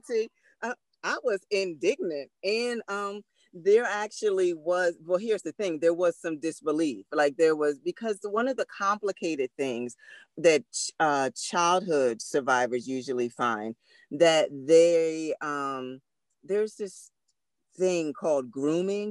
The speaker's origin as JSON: {"language": "English", "town": "Philadelphia", "region": "Pennsylvania", "country": "United States", "said": "we're from Philly"}